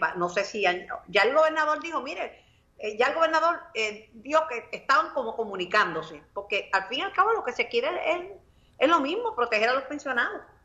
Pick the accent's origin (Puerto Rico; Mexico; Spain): Puerto Rico; Mayagüez; mi pueblo natal, de mi amado Mayagüez, Sultana del Oeste.